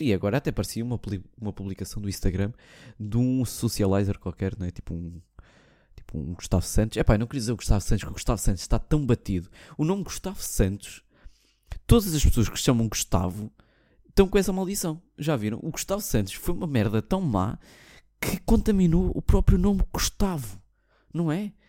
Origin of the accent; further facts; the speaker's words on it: Portugal; sou português, não sou russo, não sou brasileiro, sou português